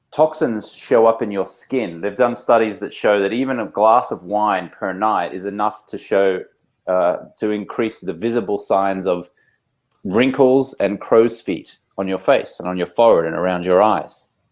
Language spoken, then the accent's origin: English; Australia; moved away as an adult; now in Los Angeles, United States; I'm Australian American. I've been living in Los Angeles, California for about 16 years